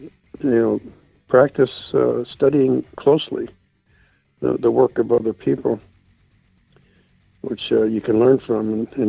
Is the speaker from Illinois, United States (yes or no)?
yes; Chicago, Illinois, United States; moved away as an adult; now in Nitro, United States; I grew up in Chicago, and Chicago gives you quite a background for characters. And I moved from place